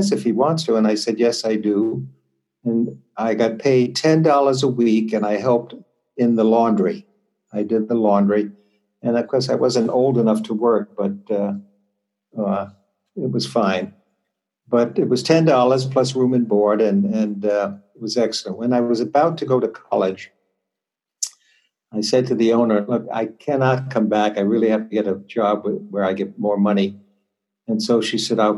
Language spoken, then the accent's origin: English; New York City, New York, United States; I was born in New York City, in the section called Greenwich Village